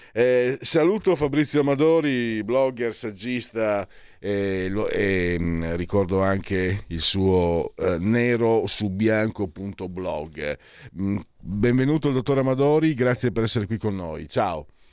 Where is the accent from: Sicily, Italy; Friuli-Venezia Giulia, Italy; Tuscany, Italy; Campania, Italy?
Friuli-Venezia Giulia, Italy; Pordenone; moved away; dalle mie parti dico alla fine una provincia di, di non so cos'era, 300.000 abitanti dove ero io, Pordenone